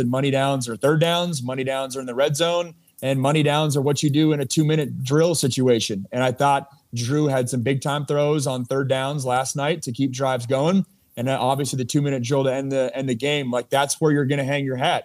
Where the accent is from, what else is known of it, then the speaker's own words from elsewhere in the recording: Seattle, Washington, United States; moved away as an adult; also born or lived in Los Angeles / Pittsburgh; it's been about a decade since I've lived in, uh, lived in Seattle